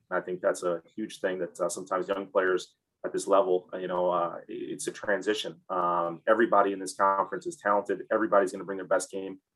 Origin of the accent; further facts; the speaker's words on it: Ann Arbor, Michigan, United States; moved away; I grew up in Ann Arbor, Michigan